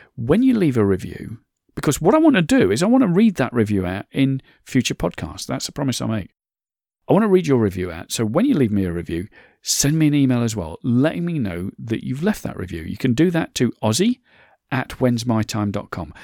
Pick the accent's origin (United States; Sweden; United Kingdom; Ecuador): United Kingdom; I'm British, I'm in the U K